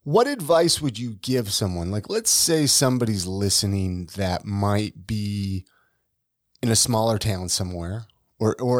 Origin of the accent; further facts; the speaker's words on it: American Fork, Utah, United States; also born or lived in Provo, Utah; I went to high school in American Fork.